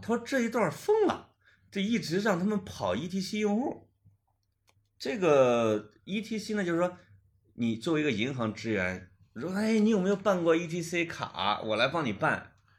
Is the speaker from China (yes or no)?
yes; Puyang, Henan, China; born or raised there